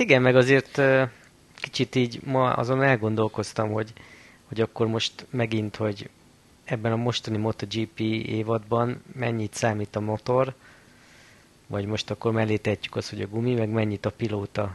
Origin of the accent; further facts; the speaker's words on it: Balassagyarmat, Nógrád, Hungary; hetvenötbe születtem, Balassa Gyarmaton